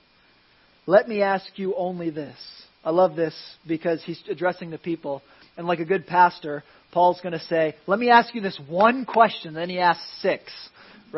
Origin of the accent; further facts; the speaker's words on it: Philadelphia, Pennsylvania, United States; now in Florida, United States; I grew up in Philadelphia